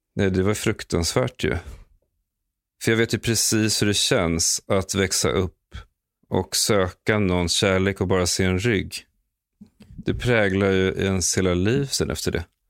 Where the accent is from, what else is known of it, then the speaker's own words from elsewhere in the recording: Stockholm, Stockholm County, Sweden; moved away as an adult; now in Los Angeles, United States; jag älskade verkligen att växa upp i Akalla. Eh, jag bodde där i de första 16 åren av mitt liv